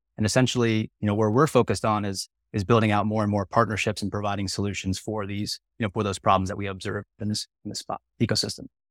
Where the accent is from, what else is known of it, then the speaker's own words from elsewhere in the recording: Maryland, United States; moved away as an adult; also born or lived in South Carolina; now in San Diego, United States; I'm an East Coast kid. I grew up in Maryland outside of the suburbs of D C.